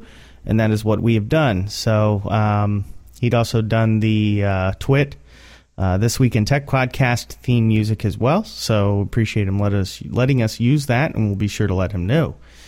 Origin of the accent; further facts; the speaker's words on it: Indianapolis, Indiana, United States; We are from Indianapolis